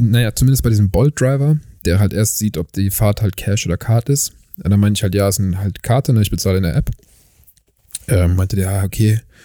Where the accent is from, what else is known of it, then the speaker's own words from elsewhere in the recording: Germany; now in South Africa; dass ich halt nicht aus Südafrika bin, äh, wenn ich halt anfange, halt ein bisschen länger zu sprechen, weil man meinen Akzent natürlich trotzdem irgendwie noch raushört